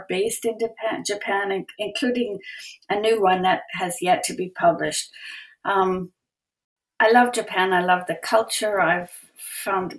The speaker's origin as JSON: {"language": "English", "town": "Edmonton", "region": "Alberta", "country": "Canada", "tie": "born or raised there", "also_born_or_lived": "Calgary", "said": "I was born in Edmonton"}